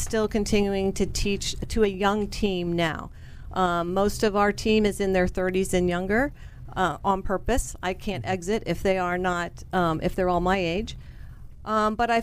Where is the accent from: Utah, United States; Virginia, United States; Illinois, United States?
Virginia, United States; Arlington; Arlington, Virginia